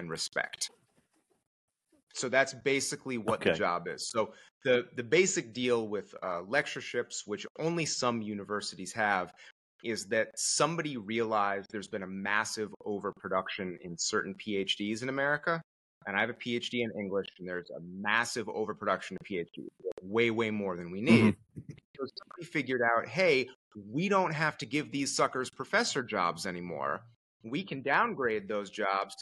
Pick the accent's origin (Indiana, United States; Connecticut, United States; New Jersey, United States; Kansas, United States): Connecticut, United States; moved away as an adult; also born or lived in Merced, California; I'm from Connecticut originally